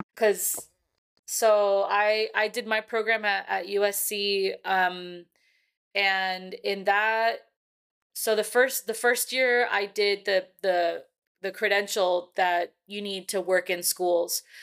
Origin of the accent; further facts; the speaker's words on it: California, United States; now in Texas, United States; I'm from California